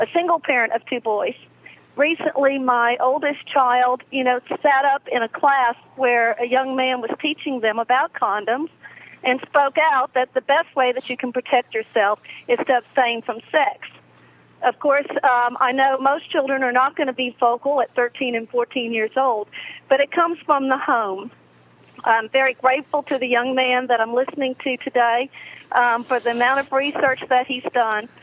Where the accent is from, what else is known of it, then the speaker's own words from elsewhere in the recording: Louisiana, United States; also born or lived in North Carolina; I'm from Louisiana